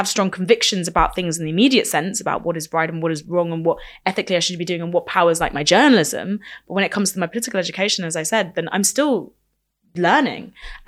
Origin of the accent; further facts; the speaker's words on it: United Kingdom; As a Welsh border person